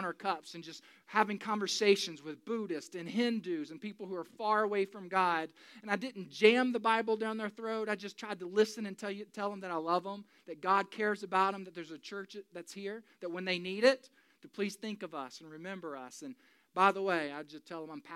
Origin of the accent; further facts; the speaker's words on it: Taylors, South Carolina, United States; moved away as an adult; also born or lived in New York City; now in Alpharetta, United States; I grew up in First Baptist Church Taylor, South Carolina. That's where I'm from.